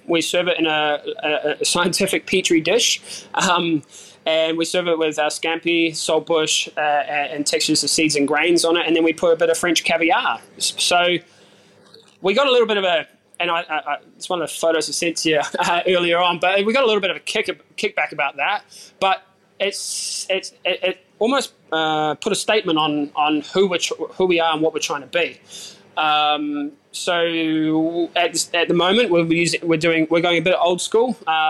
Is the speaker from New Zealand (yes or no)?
yes; New Zealand; And I said, well, I'm a Kiwi.